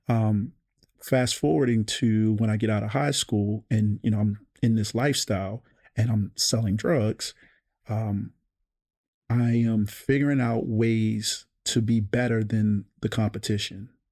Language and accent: English; Baltimore, Maryland, United States; I grew up in Park Heights